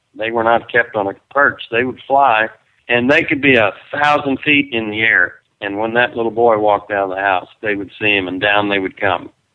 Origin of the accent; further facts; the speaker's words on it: Perryton, Texas, United States; It's a nice little community where I grew up, and uh, it's where Chris and I came back to raise our kids.